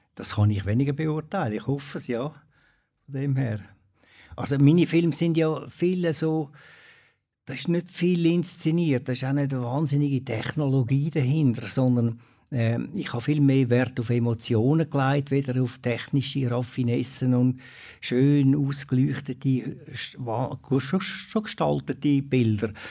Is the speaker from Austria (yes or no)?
no; Switzerland; also born or lived in Habsburg, Aargau; Mit diesen Bergen, das ist einfach äh, meine Heimat